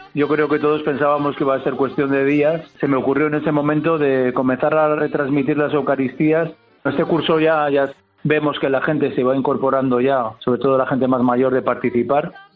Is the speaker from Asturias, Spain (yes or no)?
no; Arnedo, La Rioja, Spain; moved away as an adult; now in Brazil; Cuando era niño había ese espíritu en Arnedo